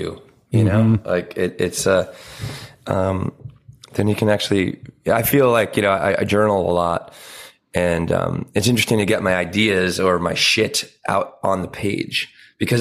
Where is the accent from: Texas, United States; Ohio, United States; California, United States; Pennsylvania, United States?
Pennsylvania, United States; moved away; a lot of the family is still where I grew up in Pennsylvania.